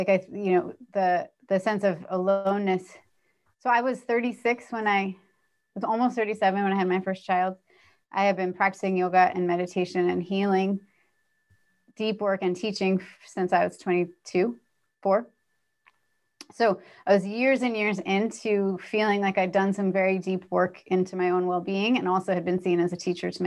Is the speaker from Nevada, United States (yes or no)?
no; California, United States; moved away as an adult; also born or lived in New York; I grew up in California, very middle class, not at all upper middle class, and certainly not, but went to New York for college